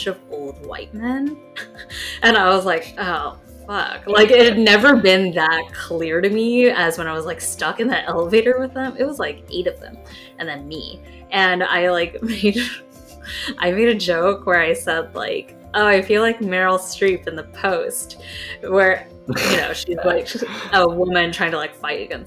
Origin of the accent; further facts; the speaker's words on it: United States; you and I were born in America